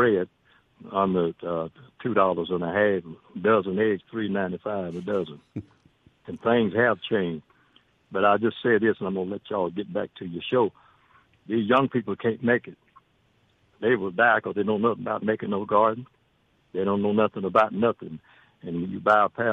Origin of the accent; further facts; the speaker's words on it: United States; also born or lived in Knoxville, Tennessee; now in Magnolia, United States; I grew up on the Indian reservation